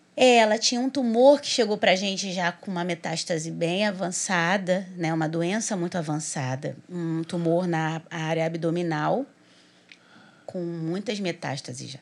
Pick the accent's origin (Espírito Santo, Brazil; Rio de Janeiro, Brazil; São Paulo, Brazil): Rio de Janeiro, Brazil; Duque de Caxias; eu sou de Duque de Caxias